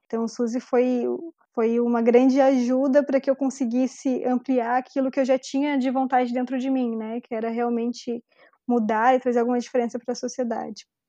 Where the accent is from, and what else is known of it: Brazil